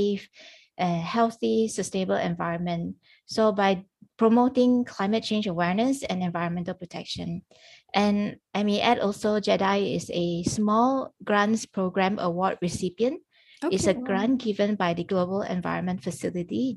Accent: Penang, Malaysia; also born or lived in Terengganu; I'm from Penang, and I mostly live in the city.

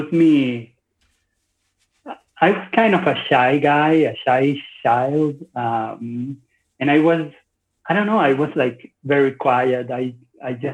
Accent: Maracaibo, Zulia, Venezuela; I was born in Venezuela

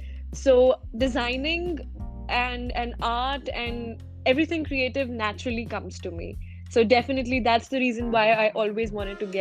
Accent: India; I am from India

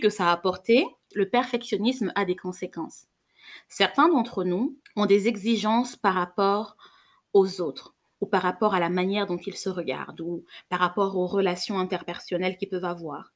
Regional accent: Cameroon; J'ai grandi au Cameroun

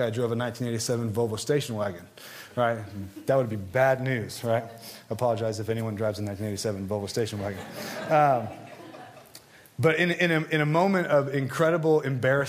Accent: Southern California, United States; I grew up in Southern California

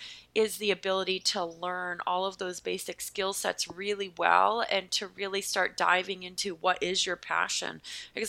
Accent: Pennsylvania, United States; accent: American; now in Massachusetts, United States; I am from the state of Pennsylvania in the United States, which is below New York, but now I live north of New York in a state called Massachusetts.

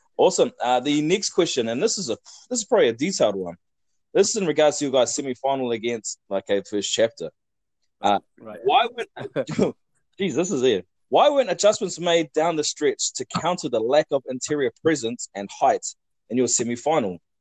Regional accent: Hawke's Bay, New Zealand; I'm from Hawke's Bay

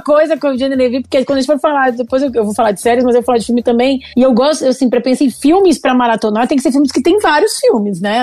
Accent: Rio Grande do Sul, Brazil; moved away as an adult; also born or lived in São Paulo; eu sou gaúcho, já tava morando em São Paulo

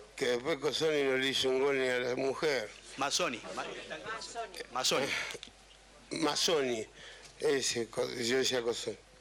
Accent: Argentina; moved away

